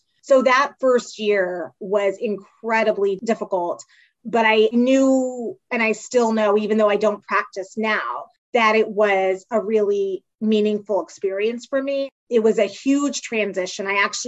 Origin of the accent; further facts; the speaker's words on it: Silver Spring, Maryland, United States; also born or lived in Pittsburgh, Pennsylvania / North Carolina; I'm from the DC, Maryland suburbs. So I grew up in Silver Spring, Maryland